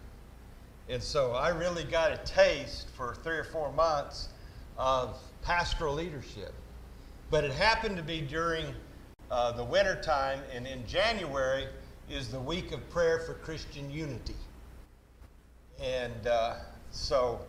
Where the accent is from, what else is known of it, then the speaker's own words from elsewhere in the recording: Oklahoma City, Oklahoma, United States; also born or lived in Enid, Oklahoma / El Reno, Oklahoma / Bristow, Oklahoma / Lafayette, Louisiana; I grew up in Oklahoma City